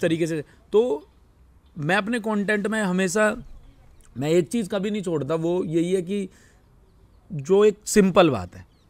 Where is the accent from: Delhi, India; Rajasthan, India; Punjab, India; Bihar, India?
Delhi, India; also born or lived in West Uttar Pradesh; मेरा जन्म west UP में हुआ पाँच साल में वहाँ रहा और दिल्ली में मेरी परवरिश स्कूल कॉलेज मैंने सब दिल्ली में किया